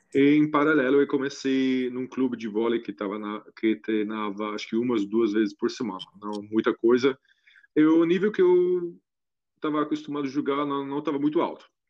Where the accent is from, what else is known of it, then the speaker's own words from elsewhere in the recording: Germany; Portuguese is a second language; now in Brazil; minha infância na Alemanha